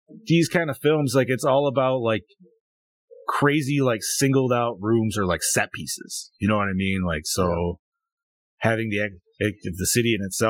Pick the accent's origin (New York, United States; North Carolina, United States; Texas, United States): New York, United States; Dude, you know how many times I tell people I'm from New York and they're like, oh, New York City? I'm like, nah.